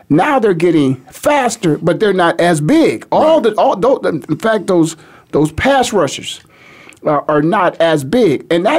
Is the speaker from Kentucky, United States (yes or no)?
no; Canton, Ohio, United States; being born and raised in Canton, Ohio